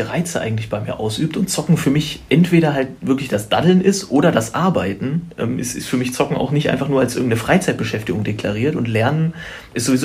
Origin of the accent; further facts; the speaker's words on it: Schöppenstedt, Lower Saxony, Germany; also born or lived in Braunschweig; Ich bin da geboren. Achso. Ich komme da eigentlich nicht, nicht direkt her. Also ich komme aus dem Umfeld. Das ist ein Dorf, das heißt Schöppenstedt.